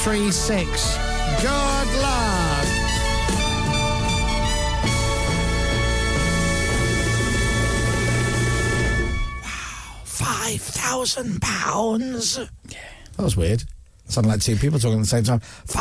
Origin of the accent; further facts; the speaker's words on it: Scotland, United Kingdom; now in England; I'm Scottish and I have to live in England.